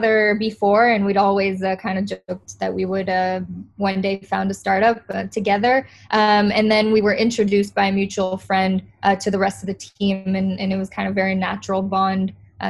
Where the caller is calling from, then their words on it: Tel Aviv, Tel Aviv District, Israel; I'm calling in from Tel Aviv, Israel right now.